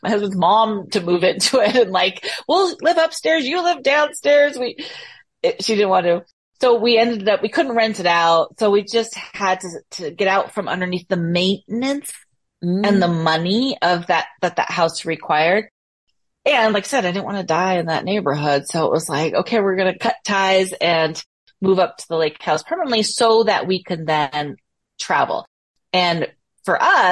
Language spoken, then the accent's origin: English; Bay Area, California, United States; moved away as an adult; I'm from the Bay Area.